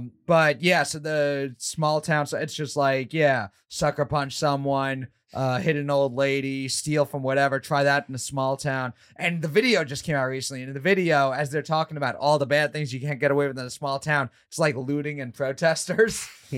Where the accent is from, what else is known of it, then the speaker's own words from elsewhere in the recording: New York, United States; I grew up in New York.